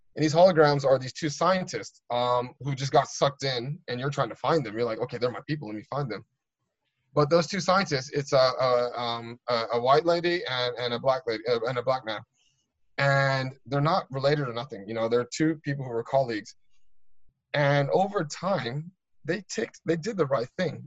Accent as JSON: {"language": "English", "country": "United States", "moved": "yes", "lives_now": "United Kingdom", "said": "I'm American"}